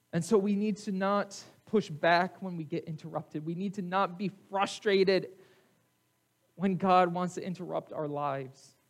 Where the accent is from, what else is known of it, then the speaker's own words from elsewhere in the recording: United States; in America, we are a melting pot